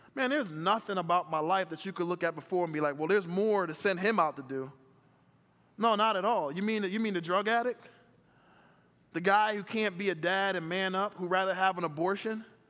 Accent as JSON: {"language": "English", "town": "Philadelphia", "region": "Pennsylvania", "country": "United States", "tie": "born or raised there", "also_born_or_lived": "Chicago", "said": "I was born in Chicago, but I grew up in Philadelphia in a single parent home."}